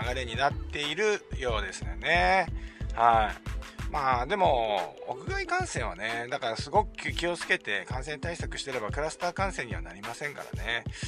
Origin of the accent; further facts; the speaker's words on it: Chiba, Japan; 地元千葉でのブリヂストンオープン袖ヶ浦です地元ですからね